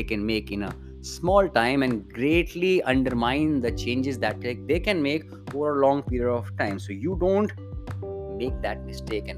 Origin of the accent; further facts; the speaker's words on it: India; as an Indian creator